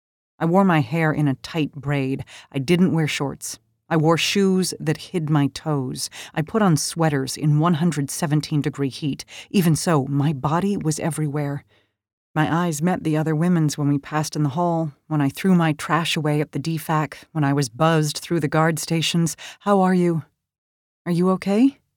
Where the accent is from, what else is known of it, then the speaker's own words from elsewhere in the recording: Washington, District of Columbia, United States; I grew up in the Washington, D.C. area, and like many of my high school classmates, I was shaken by the 9/11 attack on the Pentagon.